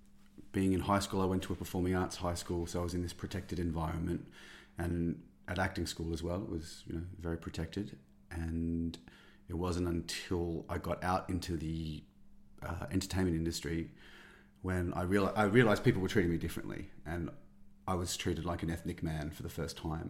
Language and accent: English; Australia; also born or lived in India; I'm brown, I'm Indian, they'd say, no, you're not, you're Australian